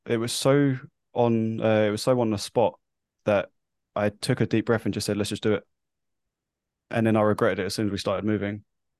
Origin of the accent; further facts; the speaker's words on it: London, United Kingdom; now in New Zealand; I am obviously from London. I now live in New Zealand. So my accent, as you can tell, might be slightly skew-iff.